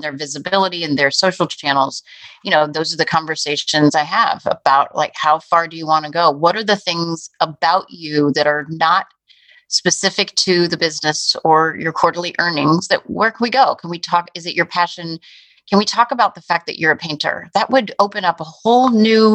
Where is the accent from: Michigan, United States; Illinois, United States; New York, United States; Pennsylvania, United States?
Illinois, United States; Chicago; as a parent and as a Chicagoan